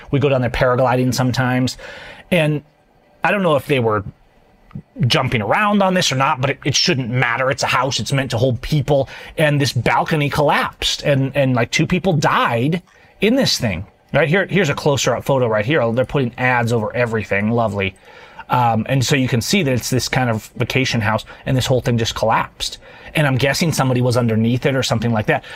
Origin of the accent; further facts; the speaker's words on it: Washington, United States; I'm from Washington. We're like the wildfire state